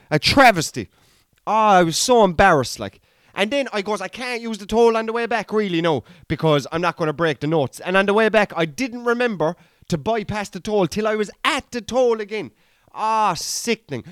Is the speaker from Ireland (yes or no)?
yes; Ireland